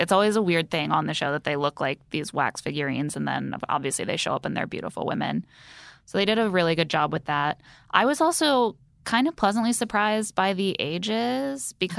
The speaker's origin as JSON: {"language": "English", "region": "Indiana", "country": "United States", "tie": "born or raised there", "moved": "yes", "said": "I grew up in Indiana"}